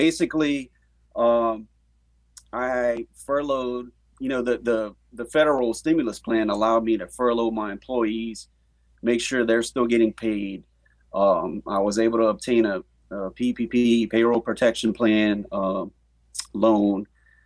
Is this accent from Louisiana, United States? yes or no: yes; Scott, Louisiana, United States; I'm from Scott